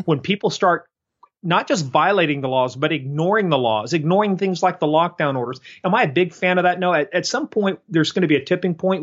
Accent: United States; I'm a patriot. I'm an American.

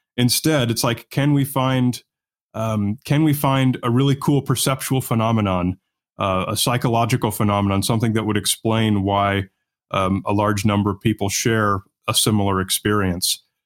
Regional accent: Newport Beach, California, United States; where I grew up was on the beach in the, uh, Newport Beach area, Southern California

